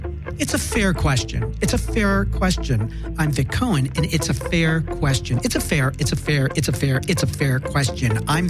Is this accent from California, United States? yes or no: no; Chicago, Illinois, United States; now in Los Angeles, United States; I'm from Chicago. I didn't grow up here, so I don't have a lot of friends and family here